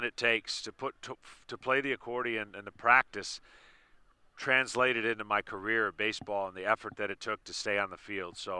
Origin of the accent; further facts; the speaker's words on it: Lansing, Michigan, United States; moved away as an adult; also born or lived in Atlanta, Georgia; I grew up in the Detroit area, raised in Lansing.